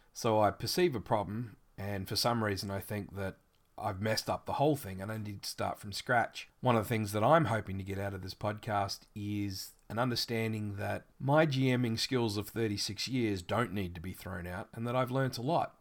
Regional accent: Australia; accent: Australian; I live in Australia, which you've probably already guessed by my accent.

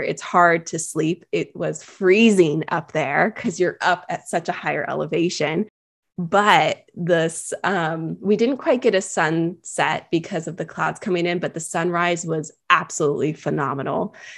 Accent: California, United States; I am born and raised in California

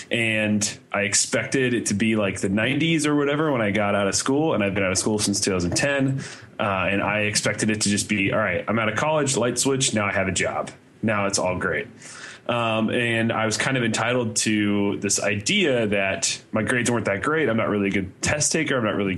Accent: Indiana, United States; because I grew up in Indiana, but I went to school in Ohio.

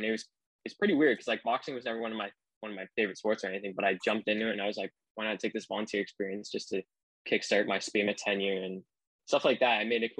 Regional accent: Ancaster, Ontario, Canada; I'm from Ancaster, Ontario.

